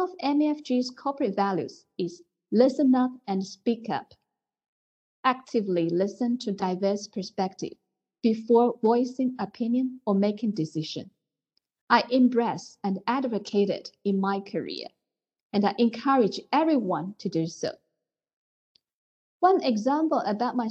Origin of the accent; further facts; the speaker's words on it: China; I grew up and work in China, where there is a saying, women hold up half of the world